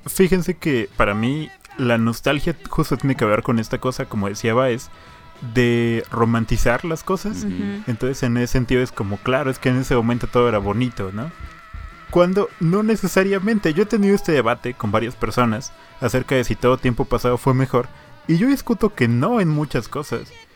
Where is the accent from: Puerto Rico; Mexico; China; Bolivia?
Mexico; Hidalgo; moved away; also born or lived in Puebla; el pueblo donde yo nací, en Hidalgo